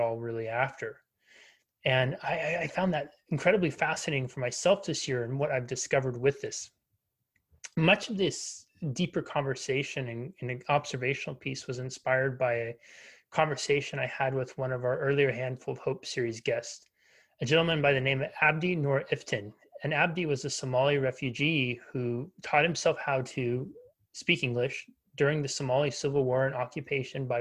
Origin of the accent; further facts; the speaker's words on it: United States; Me growing up in the United States, blessed with, you know, having access to clean water